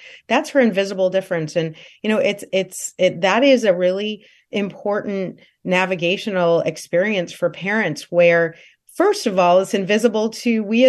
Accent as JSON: {"language": "English", "region": "Illinois", "country": "United States", "tie": "born there", "also_born_or_lived": "Tehran, Iran", "moved": "yes", "said": "I was born in Central Illinois, but my family, based on my dad's job, we moved to the Middle East and South Asia. And so, our first destination was Tehran, Iran, for example."}